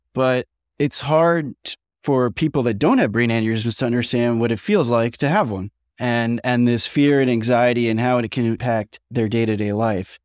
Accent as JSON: {"language": "English", "region": "New York", "country": "United States", "said": "I'm from New York"}